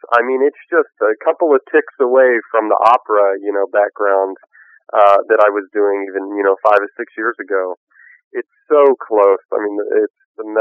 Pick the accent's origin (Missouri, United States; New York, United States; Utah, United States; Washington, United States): Missouri, United States; Kansas City; I grew up in Kansas City, Missouri